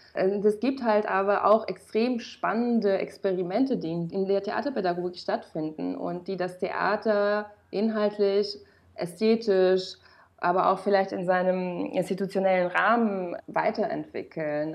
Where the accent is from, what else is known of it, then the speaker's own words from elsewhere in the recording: Romania; moved away as an adult; now in Germany; ich bin in Rumänien geboren und aufgewachsen